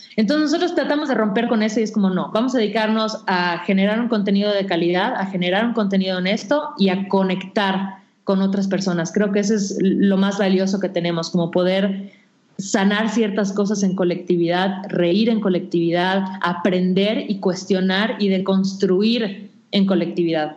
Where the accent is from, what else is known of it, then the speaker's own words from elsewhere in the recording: Mérida, Yucatán, Mexico; moved away as an adult; now in Mexico City, Mexico; me mudé a la Ciudad de México, porque yo soy de Mérida